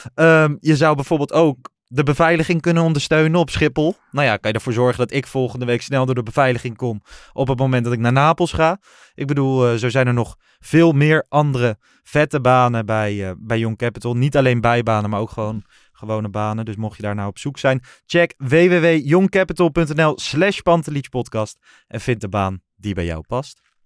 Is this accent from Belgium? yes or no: no; Lochem, Gelderland, Netherlands; ik kwam uit Lochem, uit de Achterhoek en niet uit Amsterdam.